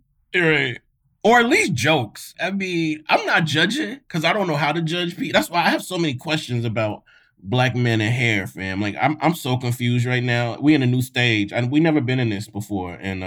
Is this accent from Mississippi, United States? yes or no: yes; Mississippi, United States; I grew up in Mississippi and I went to a missionary Black Baptist church my whole life.